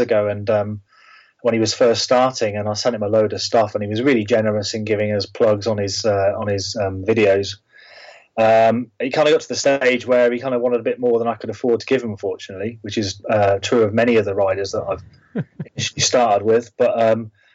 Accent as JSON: {"language": "English", "region": "Yorkshire and the Humber", "country": "United Kingdom", "tie": "born or raised there", "said": "I grew up in Yorkshire"}